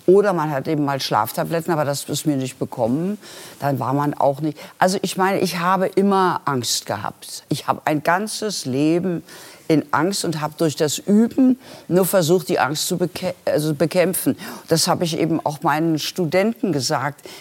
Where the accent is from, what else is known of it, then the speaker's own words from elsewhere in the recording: Berlin, Germany; Aber die Wiener haben immer, also als Berlinerin war ich da immer so ein bisschen auf verlorenem Posten.